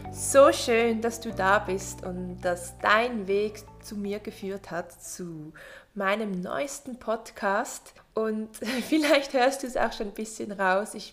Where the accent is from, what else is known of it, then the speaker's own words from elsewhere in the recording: Switzerland; born there; ich bin in der Schweiz geboren und ich wuchs in einer ganz, ganz großen Familie auf